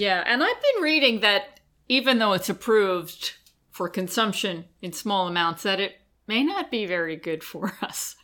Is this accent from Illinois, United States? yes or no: no; Long Island, New York, United States; I grew up on Long Island in an area that had a big Italian community and a lot of Italian bakeries